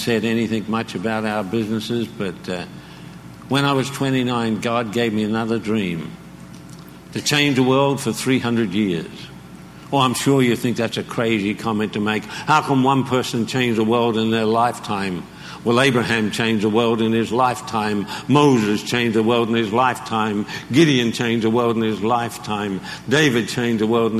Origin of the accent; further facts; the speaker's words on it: Australia; I'm Australian